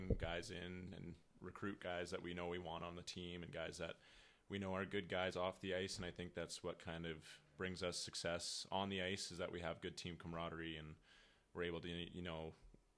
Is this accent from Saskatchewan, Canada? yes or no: yes; Moose Jaw, Saskatchewan, Canada; moved away; also born or lived in Minot, North Dakota; from Moose Jaw, Saskatchewan